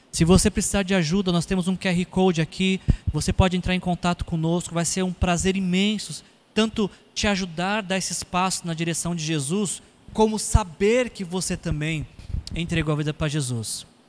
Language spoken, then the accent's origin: Portuguese; São Paulo, Brazil; Eu sou paulistano